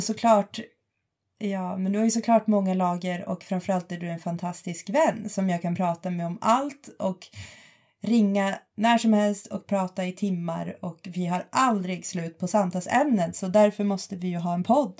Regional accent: Boden, Norrbotten County, Sweden; moved away as an adult; also born or lived in Jokkmokk / Lund; jag kommer från Jokkmokk, har bott stora delar av min uppväxt i Boden, eh, flyttade ner till Lund när jag var arton

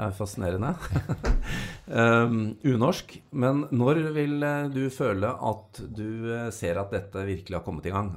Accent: Norway; som nordmenn

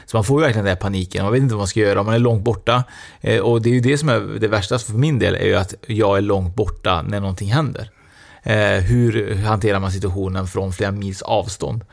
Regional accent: Trollhättan, Västra Götaland, Sweden; jag är ju från Trollhättan nu

